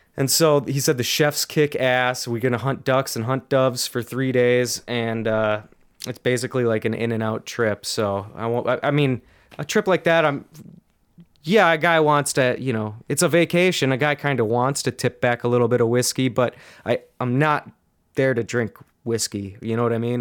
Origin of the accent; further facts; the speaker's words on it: Minnesota, United States; I'm from Minnesota